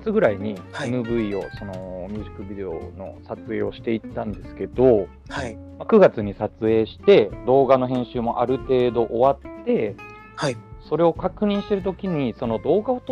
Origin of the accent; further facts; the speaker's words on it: Kansai, Japan; also born or lived in Osaka; もともと僕関西出身なんですけど、今は東京に、それも、まあ1年半ぐらい前に東京に来て、